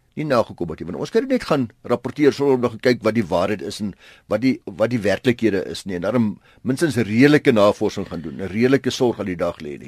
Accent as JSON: {"language": "Afrikaans", "country": "South Africa"}